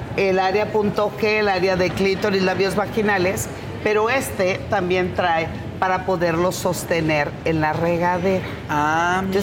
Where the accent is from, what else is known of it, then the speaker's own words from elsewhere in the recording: Culiacán, Sinaloa, Mexico; moved away; mi tierra en Culiacán